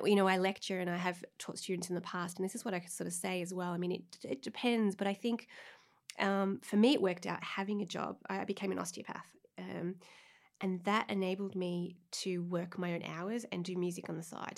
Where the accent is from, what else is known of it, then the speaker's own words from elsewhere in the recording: Melbourne, Victoria, Australia; moved away; I'm from Australia, and for my equivalent, like, leaving cert in, in Melbourne